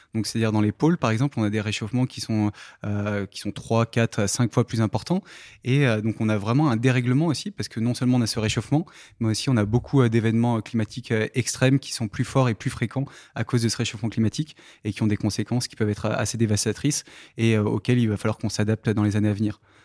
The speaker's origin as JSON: {"language": "French", "town": "Saint-Paul-de-Varces", "region": "Auvergne-Rhône-Alpes", "country": "France", "tie": "born or raised there", "also_born_or_lived": "Saint-Hilaire-du-Touvet", "said": "Je suis né dans, à Saint-Paul-de-Vars, donc euh, le petit village qui est au, sud de Grenoble, dans le Vercors"}